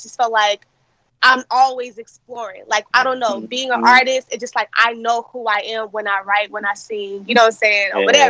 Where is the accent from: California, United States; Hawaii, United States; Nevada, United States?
Nevada, United States; Las Vegas; born and raised in Las Vegas. I'm a West Coast baby.